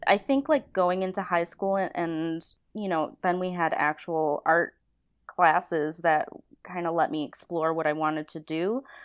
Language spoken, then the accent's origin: English; Niagara Falls, New York, United States; moved away as an adult; now in California, United States; I'm from Niagara Falls, New York